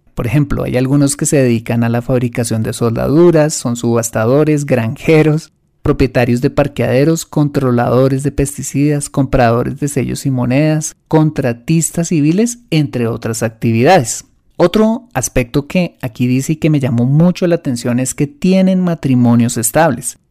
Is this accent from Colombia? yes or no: yes; Colombia; lo que llamamos en mi país